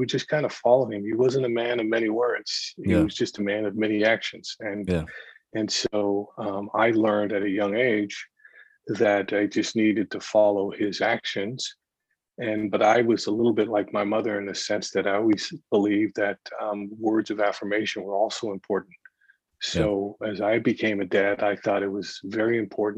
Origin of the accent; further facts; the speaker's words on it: San Jose, California, United States; also born or lived in San Francisco / San Diego; I was born in San Francisco, grew up in San Jose